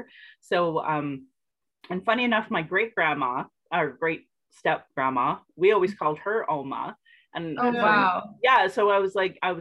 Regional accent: Sylvan Lake, Alberta, Canada; also born or lived in Calgary; growing up in Sylvan Lake

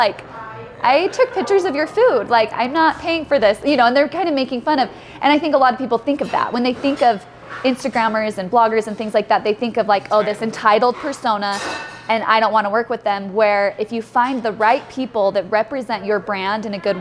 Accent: Salt Lake City, Utah, United States; born and raised in Salt Lake City, lived here pretty much my whole life

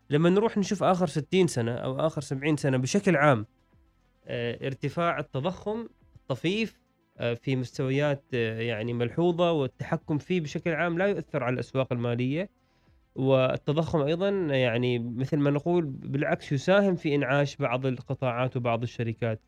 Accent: Oman; عندنا في عمان

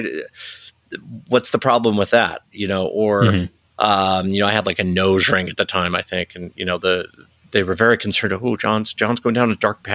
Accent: Salt Lake City, Utah, United States; also born or lived in Taylorsville, Utah; being born and raised in Salt Lake

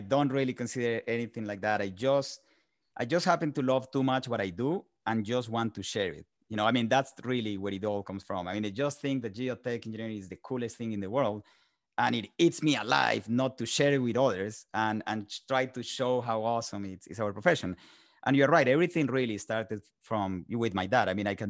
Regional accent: Colombia; English is a second language; moved away as an adult; now in United States; I'm originally from Colombia, South America. I was born and raised there. Spent the first 20 years of my life there. Started my career, did my undergrad there, and then came to the United States.

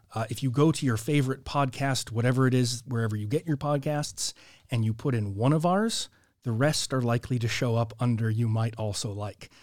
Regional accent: Orange County, California, United States; also born or lived in Scotland; Born and raised in California. Yeah, I lived in uh, in the mountains when I was very young, and then moved out to Orange County.

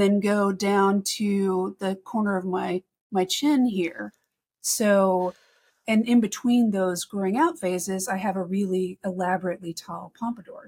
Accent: Texas, United States; moved away; also born or lived in North Carolina; I grew up in Texas and in North Carolina

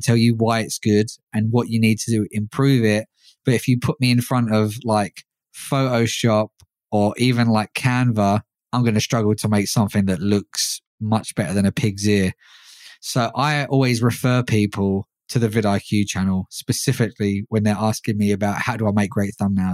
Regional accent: London, United Kingdom; London, my hometown

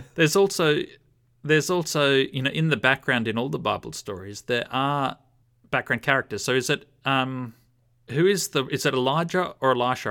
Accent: Australia

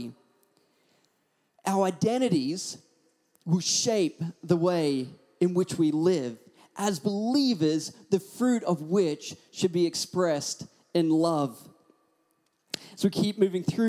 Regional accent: Australia; accent: Australian; also born or lived in Hawaii; I'd always put on my thickest Australian accent

